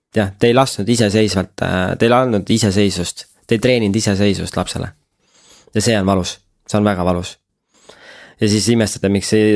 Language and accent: Estonian; Estonia; me oleme pärit väiksest mm. kohast, et isegi kui noh, sa oled influencer ja keegi küsib, et kust sa pärit oled, ütled, et Eestist